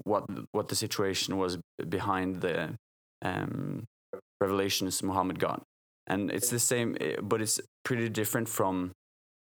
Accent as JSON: {"language": "English", "town": "Bergen", "region": "Vestland", "country": "Norway", "said": "I come from Bergen, from a Christian family, grew up Christian and still Christian"}